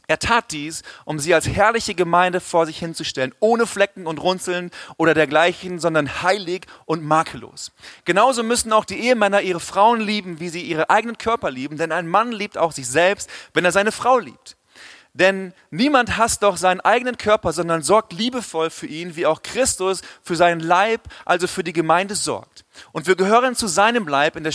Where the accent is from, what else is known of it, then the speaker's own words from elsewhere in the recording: Swabia, Germany; wenn ich als Ostfriese angekündigt wurde, ich komme jetzt eigentlich aus dem Schwabenland, Schwabenland